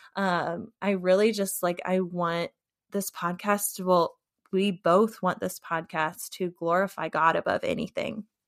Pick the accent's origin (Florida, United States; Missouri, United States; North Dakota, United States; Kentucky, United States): Missouri, United States; St. Louis; now in Muskegon, United States; I currently live in Muskegon, Michigan, but I am originally from St. Louis, Missouri.